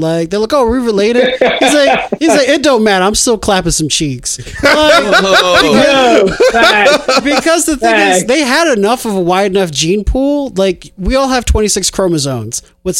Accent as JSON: {"language": "English", "country": "Cape Verde", "said": "I'm Cape Verdean. I'm from Bravo."}